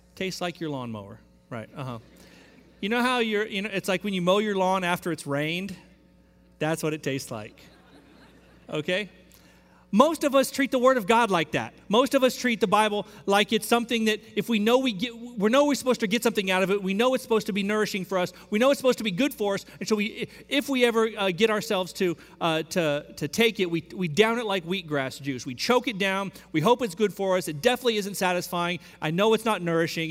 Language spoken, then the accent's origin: English; Central Texas, United States; now in Houston, United States; I grew up in Central Texas